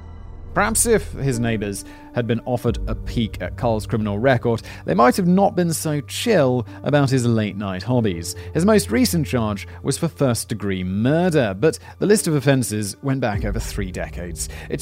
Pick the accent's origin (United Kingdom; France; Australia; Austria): United Kingdom; Because Callum's British, I'm obviously British.